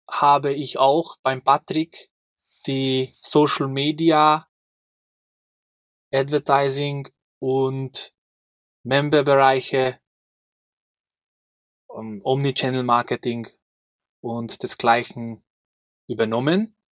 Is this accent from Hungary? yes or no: yes; Hungary; now in Austria; ich komme ursprünglich aus Ungarn. Und vor, sag ich mal, sechs Jahren sind wir mit meiner kleinen Familie nach Österreich gezogen.